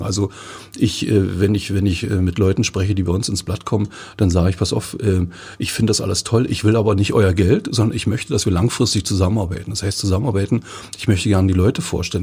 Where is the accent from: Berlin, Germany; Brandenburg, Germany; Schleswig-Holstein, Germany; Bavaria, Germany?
Brandenburg, Germany; Forst; Ich bin ja gebürtiger Forster